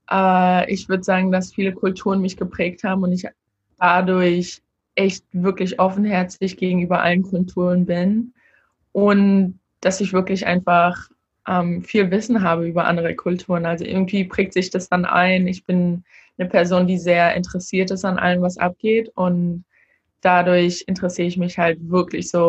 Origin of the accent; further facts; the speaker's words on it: Berlin, Germany; also born or lived in Gambia; now in United States; Aber ich würde sagen, dass Berlin schon meine Heimat ist. Dadurch, dass ich einfach die meiste Zeit meiner Teenagerzeit da war. Aber jedes Mal, wenn ich da bin, möchte ich auch immer wieder nach Gambia und dann habe ich auch irgendwie wieder Heimweh nach den USA